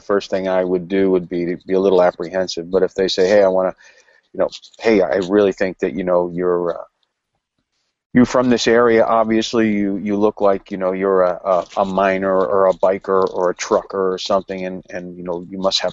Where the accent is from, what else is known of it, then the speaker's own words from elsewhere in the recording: New Jersey, United States; I'm from New Jersey